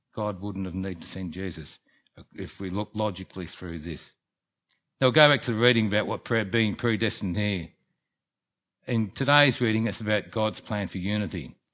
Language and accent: English; Melbourne, Victoria, Australia; also born or lived in England; now in Kerang, Australia; When I was seven, I came to Melbourne and grew up